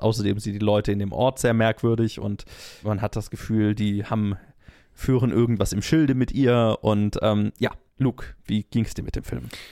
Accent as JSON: {"language": "German", "country": "Germany", "said": "ich als Deutscher"}